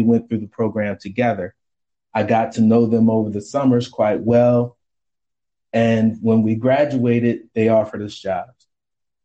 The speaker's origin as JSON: {"language": "English", "town": "Rochester", "region": "New York", "country": "United States", "tie": "born or raised there", "moved": "as an adult", "lives_now": "Washington, DC, United States", "said": "Rochester, New York is my hometown. I live in the DC metro area today"}